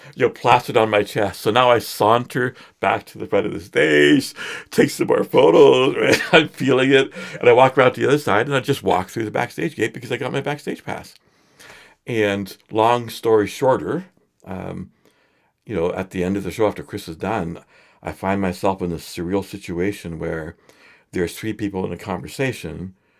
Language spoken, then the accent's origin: English; Edmonton, Alberta, Canada; I grew up in Edmonton